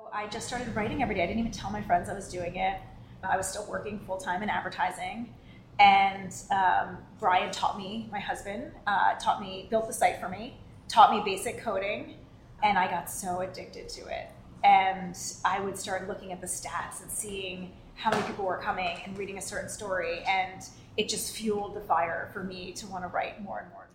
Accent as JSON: {"language": "English", "region": "East Coast", "country": "United States", "tie": "born or raised there", "also_born_or_lived": "New York", "moved": "as an adult", "lives_now": "San Francisco, United States", "said": "I grew up on the East Coast and lived in New York before we moved out to San Francisco"}